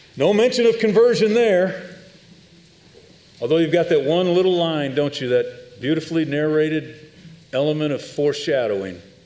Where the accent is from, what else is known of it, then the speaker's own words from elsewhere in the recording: Chicago, Illinois, United States; moved away; I'm from Chicago